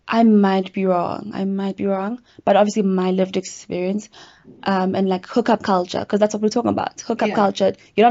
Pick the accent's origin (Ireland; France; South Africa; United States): South Africa; Durban, KwaZulu-Natal; now in Johannesburg, South Africa; what I'm used to from Durban